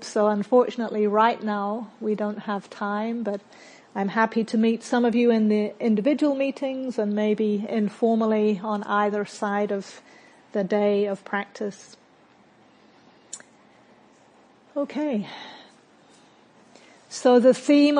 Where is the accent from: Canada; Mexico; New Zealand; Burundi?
New Zealand; accent: hybrid; moved away; also born or lived in Britain; I'm from New Zealand, but I'm originally from Britain, which may be why you're hearing a bit of a hybrid accent. And in New Zealand, where I grew up